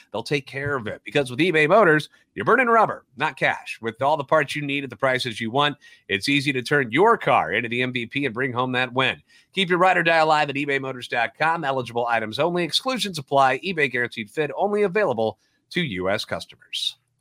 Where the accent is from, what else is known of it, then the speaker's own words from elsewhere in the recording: St. Louis, Missouri, United States; Born and raised in the Loop and a lifetime Cardinals fan